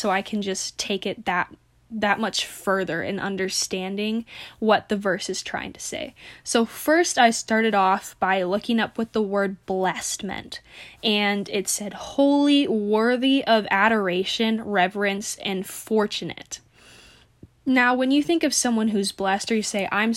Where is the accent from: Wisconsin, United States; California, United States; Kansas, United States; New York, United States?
Wisconsin, United States; Stevens Point; moved away as an adult; now in Minneapolis, United States; originally I am from Stevens Point in Waupaca, Wisconsin